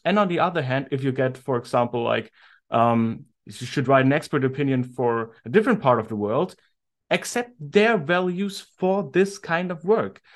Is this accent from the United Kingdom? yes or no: no; Germany; I'm from Germany